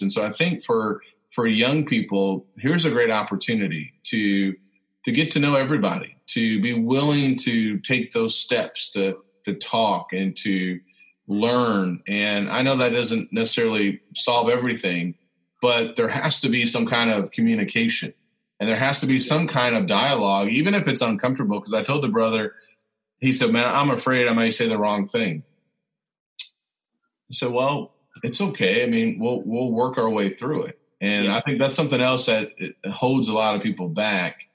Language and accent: English; Central Illinois, United States; I was born in Central Illinois